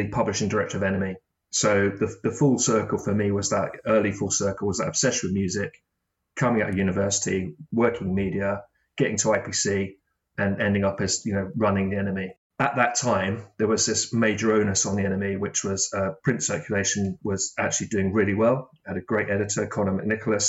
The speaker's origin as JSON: {"language": "English", "town": "Brighton", "region": "South East England", "country": "United Kingdom", "tie": "born or raised there", "also_born_or_lived": "Manchester", "said": "I went back to my hometown of Brighton"}